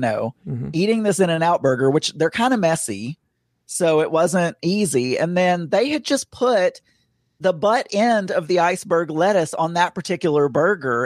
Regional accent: Bradley County, Arkansas, United States; moved away; my hometown we had a festival called the Pink Tomato Festival because we were known for Bradley County

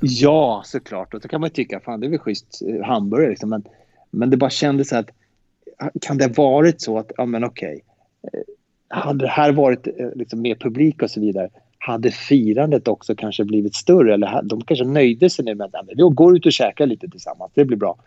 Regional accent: Sweden; vi är från Sverige

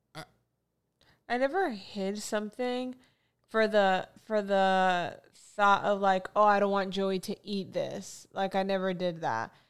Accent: Florida, United States; I'm from Florida

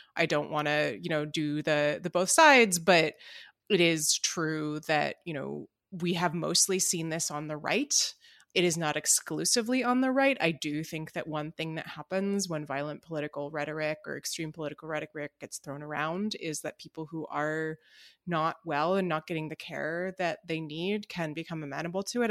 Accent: New Jersey, United States; I am from New Jersey, and proudly so

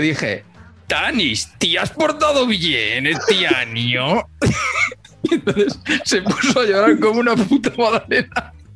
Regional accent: Humanes, Community of Madrid, Spain; de Humanes, de mi pueblo

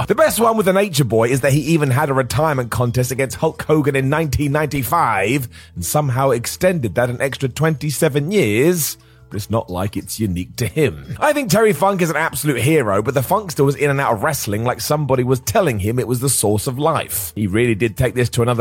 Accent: United Kingdom; I'm British

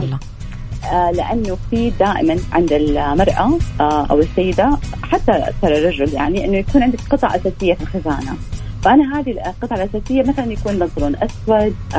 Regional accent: Saudi Arabia; عندنا آه يعني زي ما يقولوا اسبوع موضه رسمي آه في السعوديه

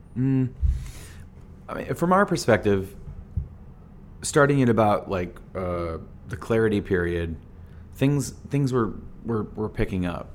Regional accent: Phoenix, Arizona, United States; we're this band from Phoenix

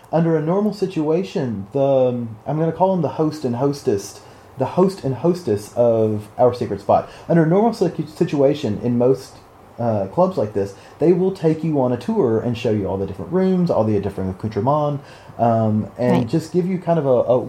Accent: the South, United States; I am from the South

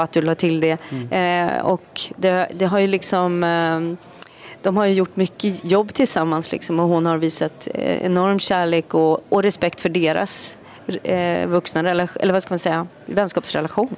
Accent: Sweden; also born or lived in Norway; vi hade flyttat tillbaka till Sverige och eh, efter en tid i Norge

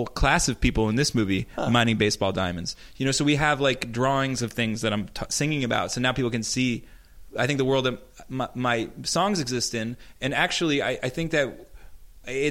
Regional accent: New York, United States; at the Planetarium near my hometown

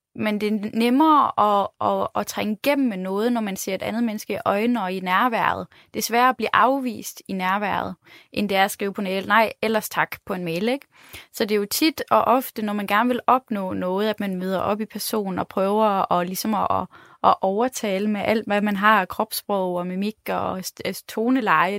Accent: Denmark

